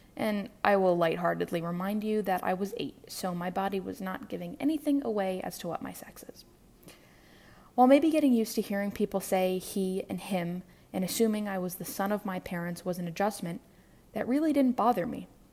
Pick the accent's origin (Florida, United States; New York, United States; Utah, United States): New York, United States; New York City; I'm from New York City, born and raised